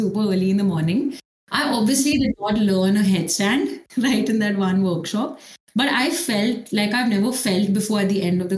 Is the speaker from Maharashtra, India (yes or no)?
yes; Mumbai, Maharashtra, India; I played for a club in Mumbai. So it was YMCA. And then after that, I also got a chance to represent like the states. So I was playing for Maharashtra, like till 11th, 12th